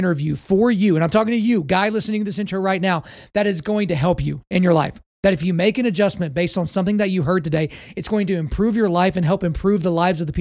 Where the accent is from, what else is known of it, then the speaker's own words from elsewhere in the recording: Lawton, Oklahoma, United States; I grew up in Lawton Fort Sill in Oklahoma